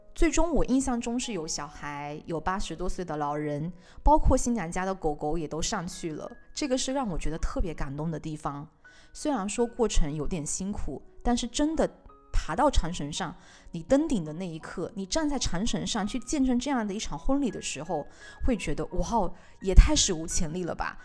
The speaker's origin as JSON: {"language": "Chinese", "region": "Beijing", "country": "China", "said": "作为北京人来说"}